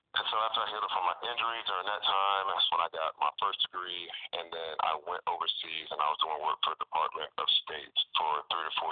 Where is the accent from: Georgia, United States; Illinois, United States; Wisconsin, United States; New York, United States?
Georgia, United States; Atlanta; Okay, I am from Atlanta.